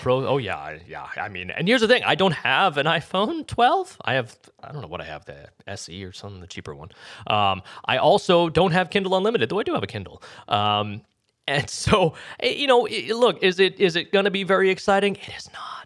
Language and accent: English; New England, United States; I am from New England